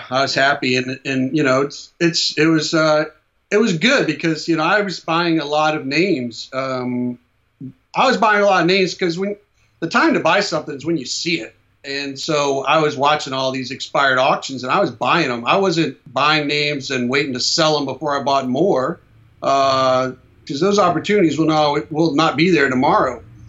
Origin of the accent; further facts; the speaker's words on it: Ireland; Oh, yeah. I'm Irish.